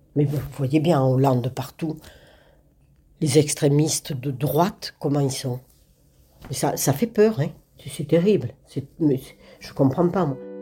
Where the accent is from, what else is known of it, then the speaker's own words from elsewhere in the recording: Limousin, Nouvelle-Aquitaine, France; now in Le Clat, France; je viens du Limousin